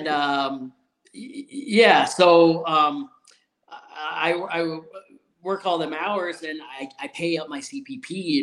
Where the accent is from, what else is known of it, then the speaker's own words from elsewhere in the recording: Canada; I'm Canadian